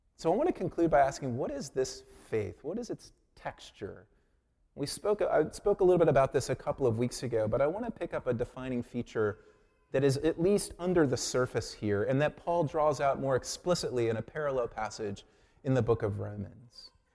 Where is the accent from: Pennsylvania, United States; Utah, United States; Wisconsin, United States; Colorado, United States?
Colorado, United States; Colorado Springs; moved away; I grew up in Colorado Springs